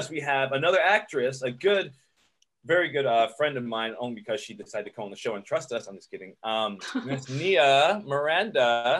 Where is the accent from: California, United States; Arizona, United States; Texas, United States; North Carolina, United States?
Arizona, United States; moved away as an adult; now in Los Angeles, United States; I grew up in the desert and in Arizona